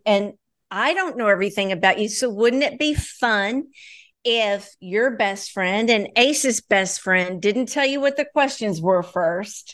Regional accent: Floyds Knobs, Indiana, United States; now in Birmingham, United States; Floyd's Knobs, Indiana

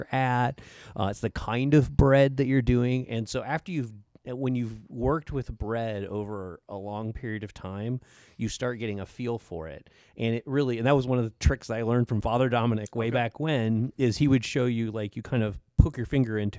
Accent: Illinois, United States; moved away as an adult; also born or lived in South Carolina / New Jersey; now in Mansfield, United States; I grew up in the Midwest in Illinois

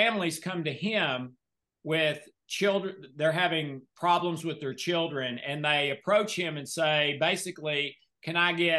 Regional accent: the South, United States; I'm from the South.

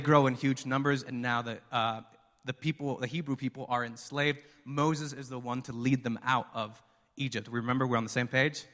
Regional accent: Mexico; moved away; We're from Mexico

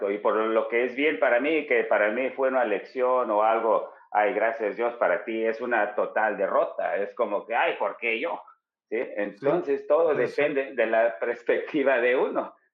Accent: Chicago, Illinois, United States; yo crecí toda mi vida en Chicago, toda

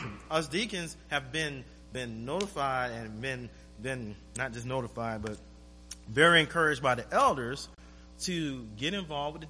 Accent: Florida, United States; moved away as an adult; now in Anchorage, United States; I'm from Florida.

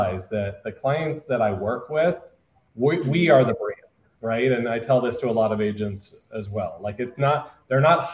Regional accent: Orange County, California, United States; I'm from Orange County, California.

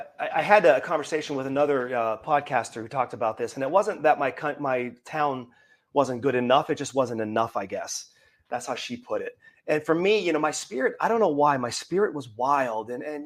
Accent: Pittsburgh, Pennsylvania, United States; moved away; also born or lived in Wisconsin / New Mexico; I'm from Pittsburgh.

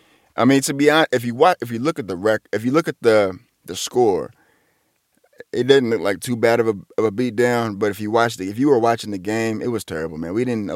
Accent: Atlanta, Georgia, United States; and I'm from Atlanta, right, I make it big.

